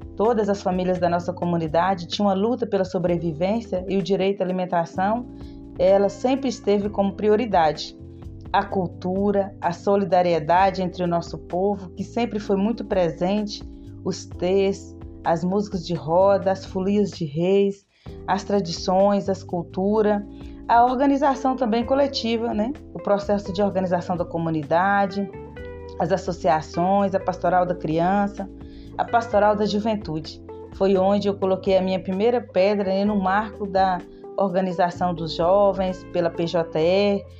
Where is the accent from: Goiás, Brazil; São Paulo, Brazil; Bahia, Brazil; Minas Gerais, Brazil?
Minas Gerais, Brazil; Ouro Verde de Minas; sou quilombola do Quilombo Santa Cruz, município de Ouro Verde de Minas